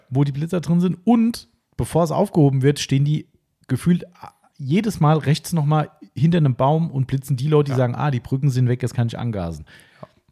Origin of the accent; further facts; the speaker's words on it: Germany; bei uns in Stammfischbach, in meinem Elternhaus, wir wohnen ähm, zwei Häuser von der Bushaltestelle weg